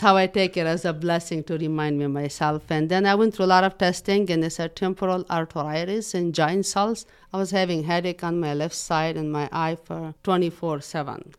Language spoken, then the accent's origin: English; Afghanistan; English is a second language; also born or lived in Pakistan; now in Muncie, United States; Originally, I'm born in Afghanistan, and then I was forced to refugee camp in Pakistan. I lived in Pakistan for six years